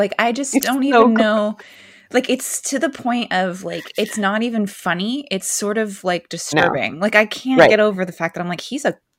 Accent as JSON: {"language": "English", "region": "West Coast", "country": "United States", "tie": "born or raised there", "said": "growing up on the West Coast"}